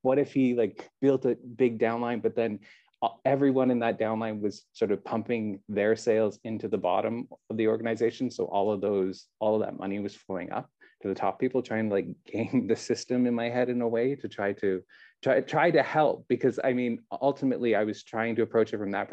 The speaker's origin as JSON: {"language": "English", "country": "Canada", "moved": "as an adult", "lives_now": "Taiwan", "said": "being a Canadian myself"}